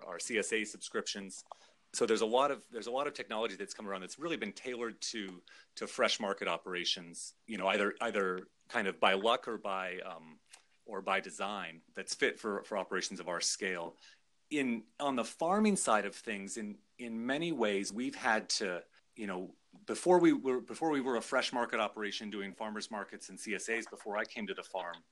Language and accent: English; Juneau, Alaska, United States; moved away as an adult; I grew up in Juneau, Alaska